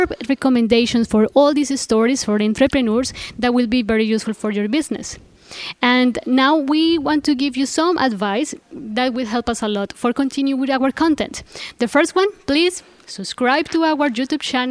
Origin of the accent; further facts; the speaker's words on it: Colombia; moved away as an adult; now in Saudi Arabia; from Colombia